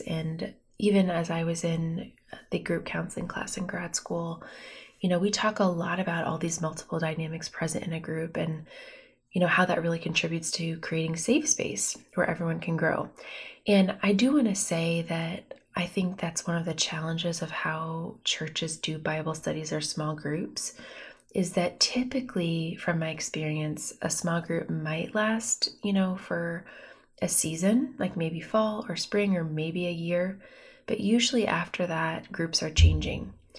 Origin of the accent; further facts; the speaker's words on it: Bloomington, Indiana, United States; moved away as an adult; also born or lived in Pennsylvania; now in Fort Wayne, United States; I'm from Bloomington. I grew up there. So I'm from Indiana